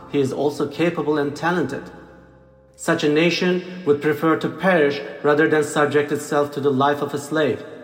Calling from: Austin, Texas, United States; I'm calling from Austin, Texas

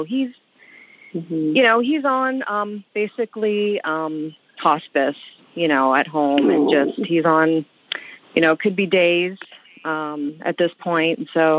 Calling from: Honolulu, Hawaii, United States; I'm calling from Honolulu.

